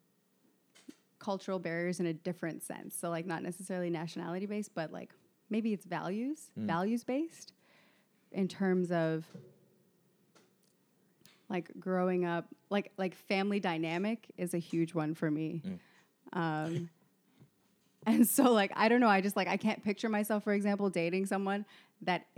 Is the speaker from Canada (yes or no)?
yes; Canada; me also being raised in Canada